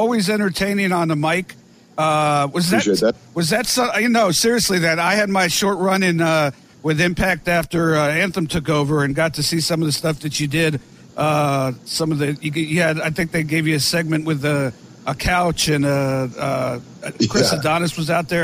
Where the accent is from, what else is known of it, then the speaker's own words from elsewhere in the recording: Florida, United States; where I grew up in Florida